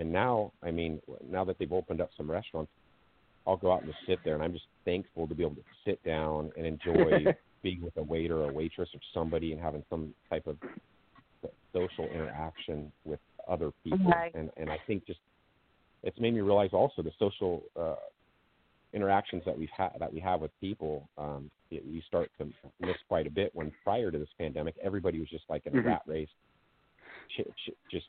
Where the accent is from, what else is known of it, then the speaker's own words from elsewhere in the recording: Sacramento, California, United States; born and raised in Sacramento, California